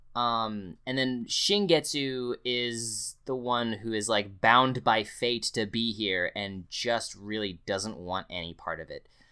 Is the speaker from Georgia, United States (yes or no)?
no; Delaware, United States; moved away; I'm from Delaware